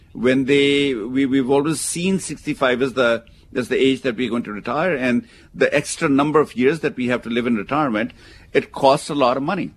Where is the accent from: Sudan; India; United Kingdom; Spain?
India; now in United States; where I come from, where I was born in India